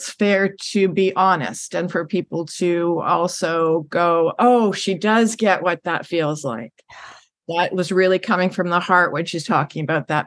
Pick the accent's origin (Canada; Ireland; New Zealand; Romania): Canada; Vancouver, British Columbia; also born or lived in Richmond; having family on the island, and and growing up in Vancouver and Richmond, one of the suburbs